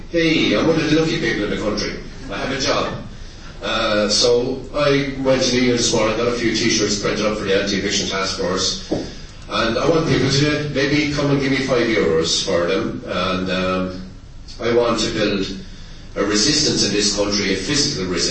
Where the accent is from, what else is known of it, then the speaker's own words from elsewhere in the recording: Tipperary, Munster, Ireland; moved away; I'm from Tipperary originally.